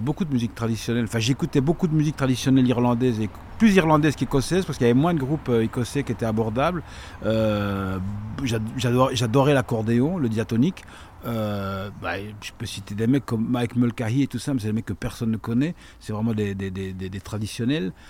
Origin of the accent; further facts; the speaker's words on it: La Calamine, Wallonia, Belgium; also born or lived in Liège; je viens de la Calamine